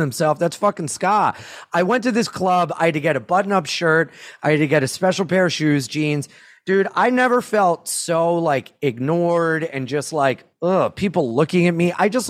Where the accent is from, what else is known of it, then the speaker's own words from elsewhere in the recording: Jacksonville, United States; we're from Jacksonville